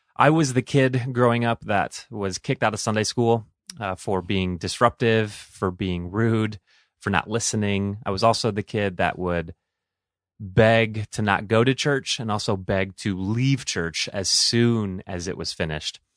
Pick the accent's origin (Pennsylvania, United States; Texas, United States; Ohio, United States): Ohio, United States; Toledo; now in Willmar, United States; I grew up in Toledo, Ohio, so those are my stomping grounds